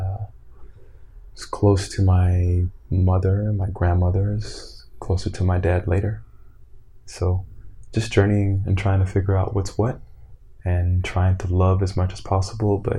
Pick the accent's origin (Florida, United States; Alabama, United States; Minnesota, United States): Florida, United States; born or raised there; moved away as an adult; also born or lived in Brooklyn, New York / Evanston, Illinois